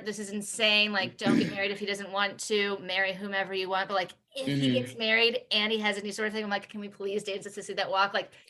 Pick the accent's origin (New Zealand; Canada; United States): United States; Midwest; also born or lived in Houston, Texas; now in Kansas City, United States; a simple white girl, straight cis from the Midwest.